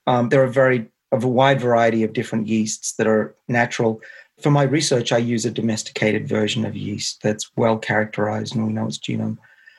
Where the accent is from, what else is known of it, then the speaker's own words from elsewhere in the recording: Australia; accent: Australian; now in United States; I can use my Australian accent with you guys.